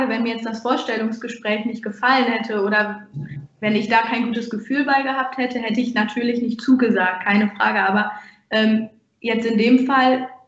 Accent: Ahaus, North Rhine-Westphalia, Germany; Ich komme aus Ahaus und bewerbe mich in Rena Wiedenbrück.

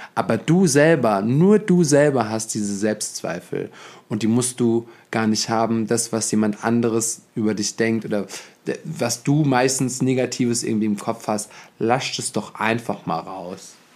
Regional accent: Germany; wir in Deutschland

